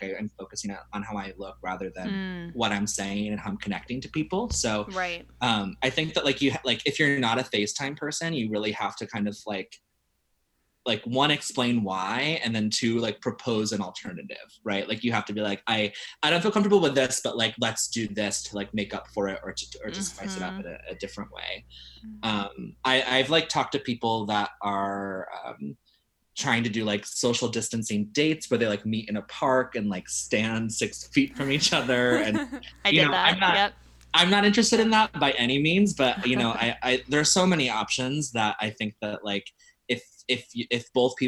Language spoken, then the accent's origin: English; Ohio, United States; I come from like a very specific space in the world, but I don't feel that bad. Like, I grew up in Ohio where, you know, to go on a date